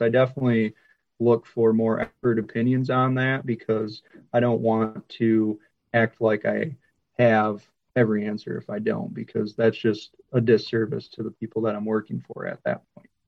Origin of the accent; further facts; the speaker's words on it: Michigan, United States; moved away; where I grew up in Michigan